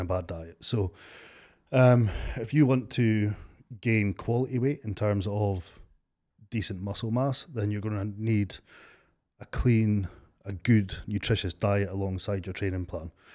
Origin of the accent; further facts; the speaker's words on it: Stonehaven, Scotland, United Kingdom; also born or lived in Aberdeen area; I'm from Stonehaven. Grew up in Stonehaven.